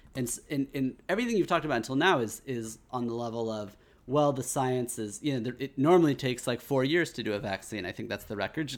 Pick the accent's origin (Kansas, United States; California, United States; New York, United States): Kansas, United States; growing up in Kansas